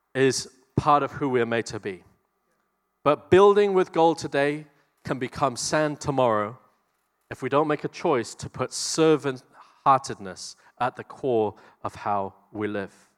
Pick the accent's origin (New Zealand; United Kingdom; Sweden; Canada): New Zealand